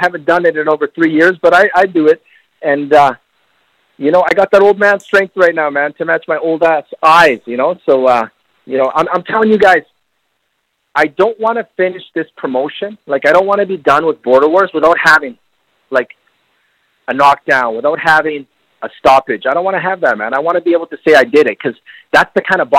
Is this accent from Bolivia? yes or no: yes; Bolivia; I'm from Bolivia, man. From Bolivia.